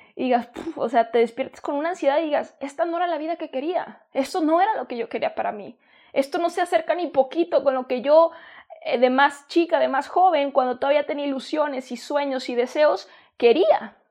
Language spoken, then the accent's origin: Spanish; Mexico; also born or lived in San Diego, United States; Yo soy de México y estuve en San Diego